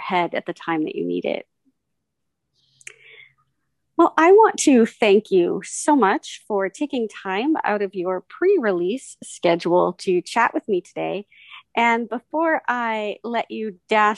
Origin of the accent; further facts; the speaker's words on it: United States; born and raised here in the U.S.